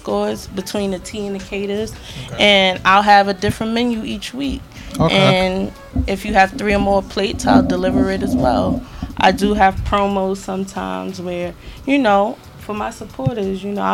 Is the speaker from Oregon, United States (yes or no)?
no; New York City, New York, United States; also born or lived in Brooklyn; I'm from the Bronx, New York